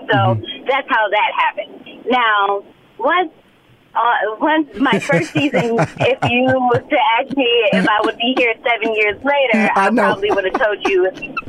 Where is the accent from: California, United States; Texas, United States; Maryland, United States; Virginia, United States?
California, United States; Compton; I'm always screaming to the mountaintop that I'm from Compton, because I want them to see.